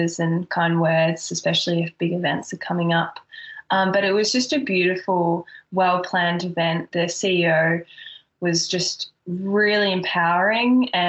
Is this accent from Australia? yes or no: yes; Australia; moved away as an adult; also born or lived in Florida, United States; being Australian